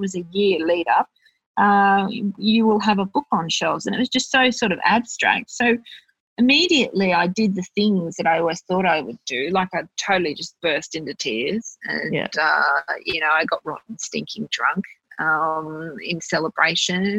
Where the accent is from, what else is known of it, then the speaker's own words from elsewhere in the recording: Bankstown, New South Wales, Australia; I'm from Bankstown